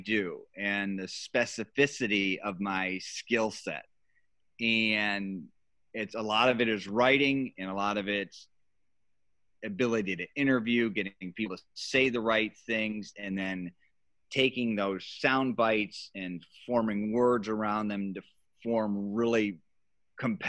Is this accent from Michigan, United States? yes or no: yes; Grand Rapids, Michigan, United States; moved away as an adult; now in Chicago, United States; I was at the powerhouse station in my hometown, which was Wood TV, it's Wood. Grand Rapids was known as Furniture City